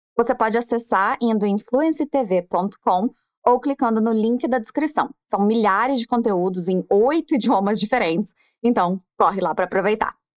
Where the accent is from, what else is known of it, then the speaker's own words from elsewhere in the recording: Brazil; eu era brasileira